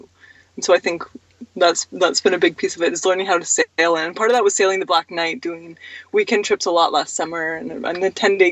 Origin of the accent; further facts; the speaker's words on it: Vancouver Island, British Columbia, Canada; I grew up on Vancouver Island.